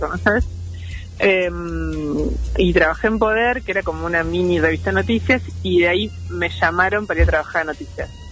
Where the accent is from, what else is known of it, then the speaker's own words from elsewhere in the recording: Rosario, Santa Fe, Argentina; moved away as an adult; now in Buenos Aires, Argentina; llegué a Buenos Aires, yo soy de Rosario